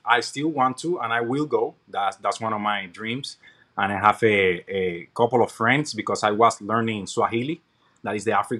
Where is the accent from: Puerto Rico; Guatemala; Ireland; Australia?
Puerto Rico; now in United States